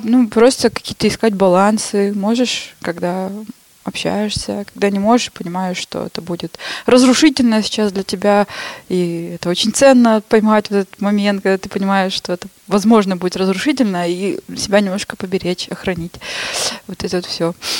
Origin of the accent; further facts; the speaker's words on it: Shushenskoye, Krasnoyarsk Krai, Russia; moved away as an adult; also born or lived in Saint Petersburg; уехала я оттуда в Шушинское. Это мое родное село